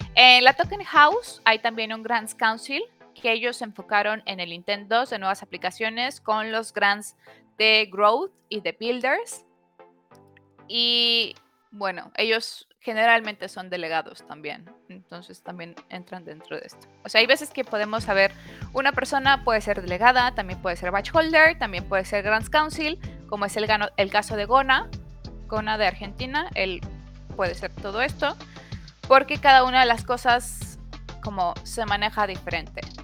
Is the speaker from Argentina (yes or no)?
no; Mexico; como mexicana